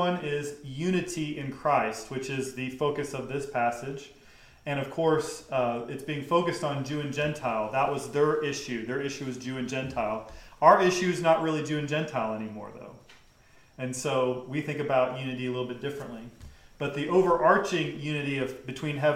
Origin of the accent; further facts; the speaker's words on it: the South, United States; I grew up in the South.